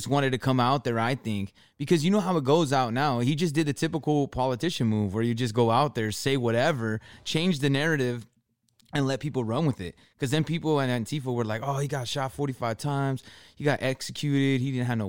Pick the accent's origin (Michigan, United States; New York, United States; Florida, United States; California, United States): California, United States; Southern; growing up in Southern California